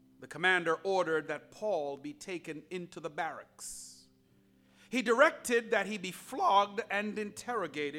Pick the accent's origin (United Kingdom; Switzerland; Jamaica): Jamaica; now in United States; I was born outside of the United States in a beautiful country called Jamaica